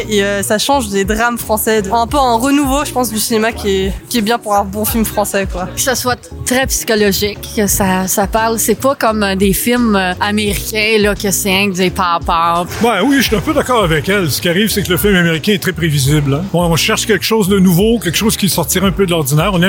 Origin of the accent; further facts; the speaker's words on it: France; je suis française